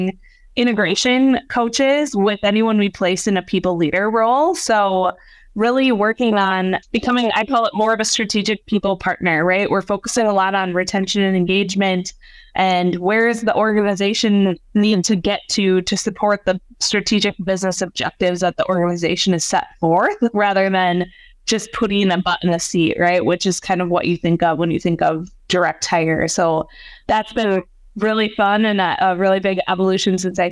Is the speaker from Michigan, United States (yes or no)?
no; Hudson, Wisconsin, United States; moved away as an adult; also born or lived in St. Cloud, Minnesota / San Diego, California; I live back in my hometown of Hudson, Wisconsin.